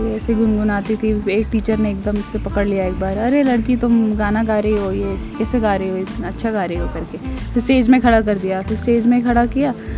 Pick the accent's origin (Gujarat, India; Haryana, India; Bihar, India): Haryana, India; Faridabad; हम फरीदाबाद में पैदा हुए वहीं बड़े हुए